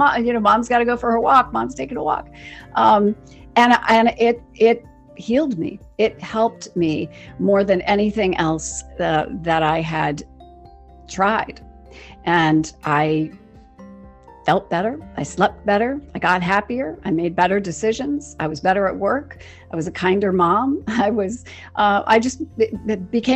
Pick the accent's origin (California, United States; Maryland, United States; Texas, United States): Maryland, United States; Western; I grew up in Western Maryland